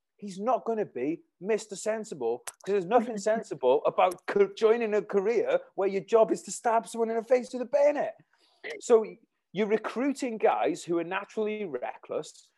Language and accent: English; Wales, United Kingdom; my hometown where I am now in Wales